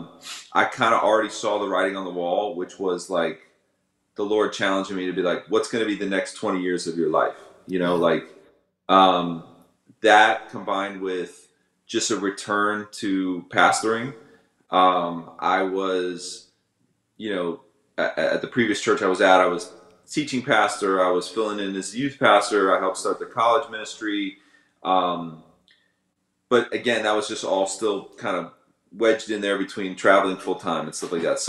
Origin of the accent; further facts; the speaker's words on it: Tampa, Florida, United States; now in Cape Coral, United States; I'm live in Cape Coral, but I come from Ybor City. Yeah, that's the 813